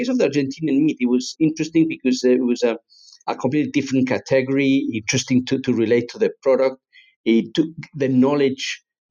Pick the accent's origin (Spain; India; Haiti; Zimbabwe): Spain; also born or lived in England; I'm half English, half Spanish. So I was brought up in Spain. That's where my father's from. I was born in England